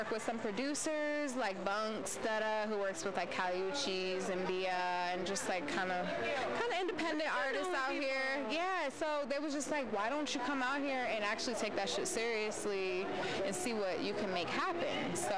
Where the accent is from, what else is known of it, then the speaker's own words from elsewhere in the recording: Virginia, United States; So I am originally from Northern Virginia.